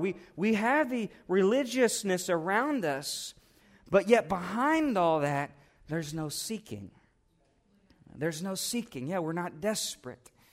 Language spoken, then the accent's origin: English; United States; as an American Christian